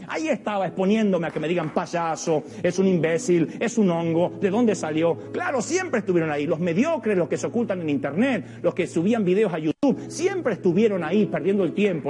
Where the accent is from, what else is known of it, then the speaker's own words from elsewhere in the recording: Villa Ballester?, Buenos Aires, Argentina; soy de Billingur, Buenos Aires